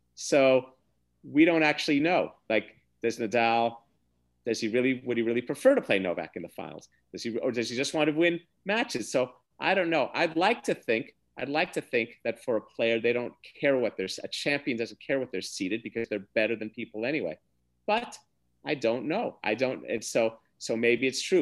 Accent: United States; as an American

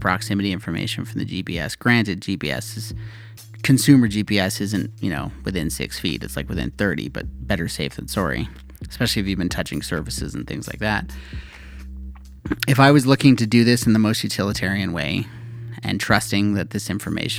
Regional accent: Canada; being a Canadian

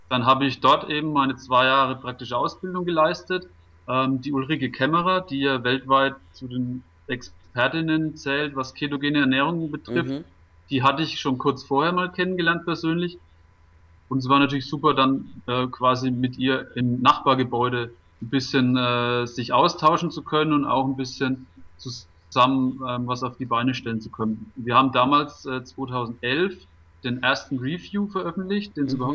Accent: Schweinfurt, Bavaria, Germany; Heimatstadt äh, in der Strahlentherapie mhm. und habe das dann angenommen, bin da nach Schweinfurt gewechselt

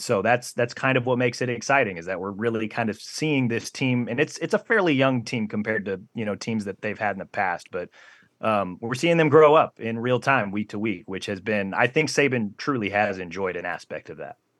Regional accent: Big Ten and Big Twelve country, Midwest, United States; moved away as an adult; now in Alabama, United States; growing up in Big Ten and Big Twelve country

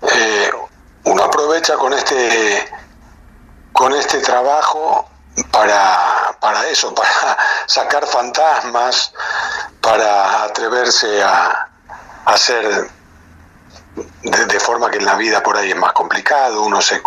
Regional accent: Rosario, Santa Fe, Argentina; moved away; los rosarinos somos, somos muy chauvinistas, los rosarinos

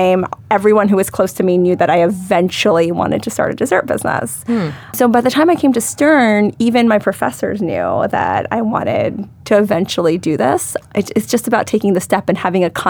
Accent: Charlotte, North Carolina, United States; I grew up in Charlotte, North Carolina

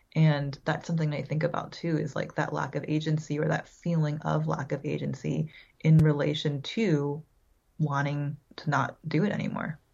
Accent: San Francisco, California, United States; I was born in San Francisco, um, so I lived all around the Bay Area, California, for most of my childhood

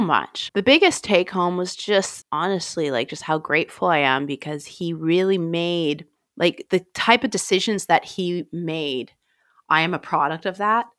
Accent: Grand Forks, British Columbia, Canada; moved away as an adult; now in London, United Kingdom; Grand Forks, British Columbia, Canada, where I'm from

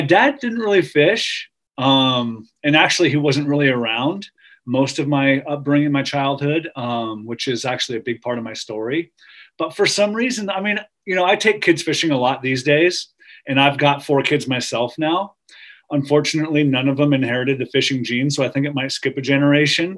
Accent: Truckee, California, United States; grew up early years in Lake Tahoe um, in Truckee

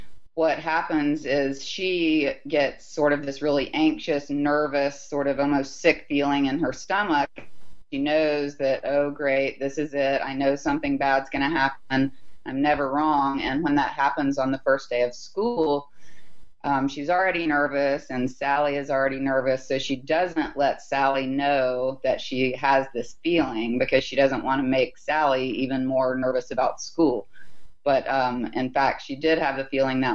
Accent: Huntsville, Alabama, United States; I grew up in a relatively small town, Huntsville, Alabama

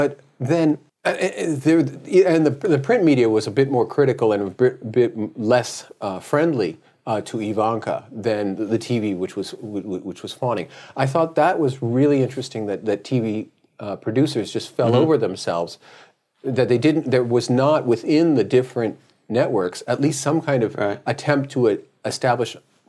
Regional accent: United States; I'm a Democrat from the United States.

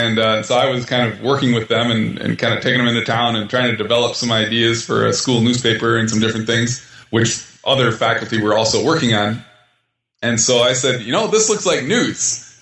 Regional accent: Minnesota, United States; I grew up in Minnesota.

